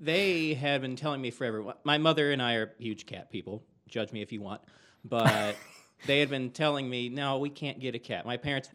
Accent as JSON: {"language": "English", "region": "Texas", "country": "United States", "tie": "born or raised there", "said": "growing up in Texas"}